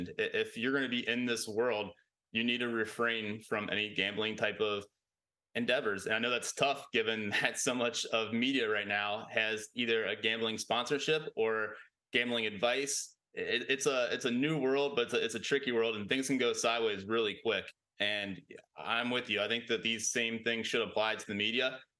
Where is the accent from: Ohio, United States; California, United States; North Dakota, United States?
Ohio, United States; Cincinnati; I'm from Cincinnati